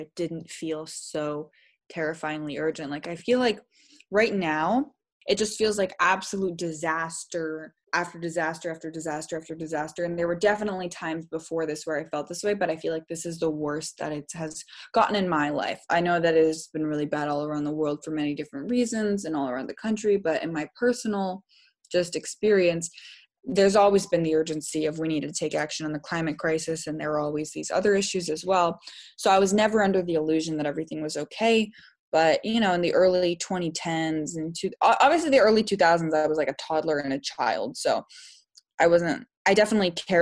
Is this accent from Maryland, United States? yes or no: no; Seattle, Washington, United States; Growing up in the Pacific Northwest, which is a very environmentally beautiful area, like there is just green. We are called the Emerald City